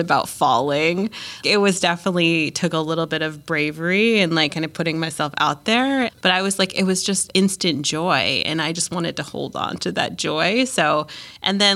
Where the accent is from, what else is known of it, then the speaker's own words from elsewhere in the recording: Jeffersonville, Vermont, United States; I grew up in Jeffersonville, which is a small town